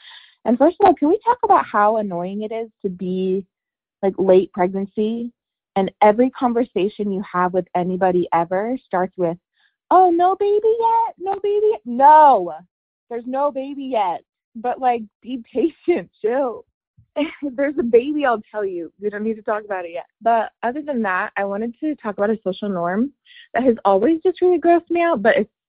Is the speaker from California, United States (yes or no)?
no; Idaho, United States; now in Dallas, United States; I'm calling from Dallas, Texas, but I am an Idaho native, so shout out to Idaho people.